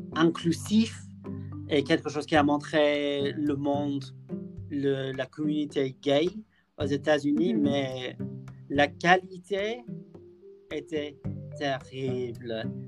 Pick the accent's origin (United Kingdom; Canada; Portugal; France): United Kingdom; near Liverpool, North West England; French is a second language; je viens de près de Liverpool